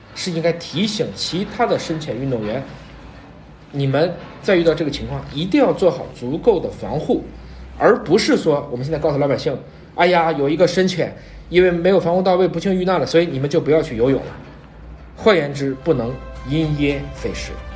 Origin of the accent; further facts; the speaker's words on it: China; 十四亿我们中国人